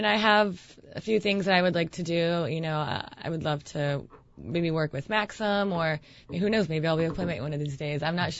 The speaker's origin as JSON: {"language": "English", "country": "Ukraine", "also_born_or_lived": "Spain", "said": "even though I'm Ukrainian, I was born in Spain."}